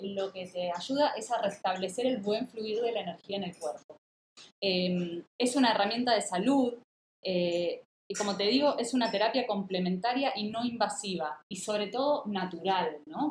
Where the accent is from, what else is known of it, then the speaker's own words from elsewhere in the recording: Mar del Plata, Buenos Aires Province, Argentina; Mar del Plata, mi ciudad natal, en Argentina